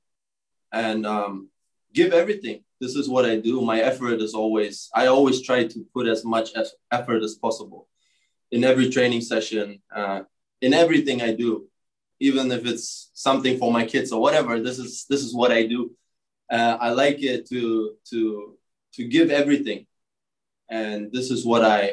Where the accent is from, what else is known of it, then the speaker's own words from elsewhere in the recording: Germany; moved away as an adult; now in United States; growing up in Germany